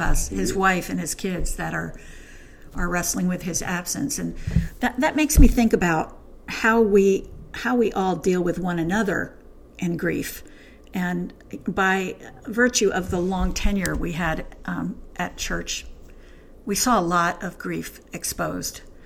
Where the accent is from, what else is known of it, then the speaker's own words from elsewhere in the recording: New Jersey, United States; I'm from New Jersey